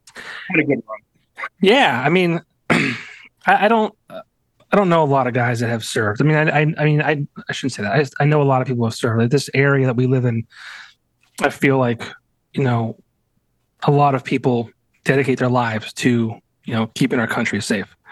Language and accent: English; Lehman area, Pennsylvania, United States; our years at Lake Lehman